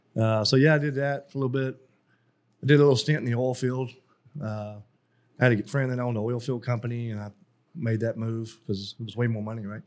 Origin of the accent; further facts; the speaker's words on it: Carthage, Texas, United States; moved away as an adult; also born or lived in Korea; I was born in Carthage, Texas, which is small East Texas town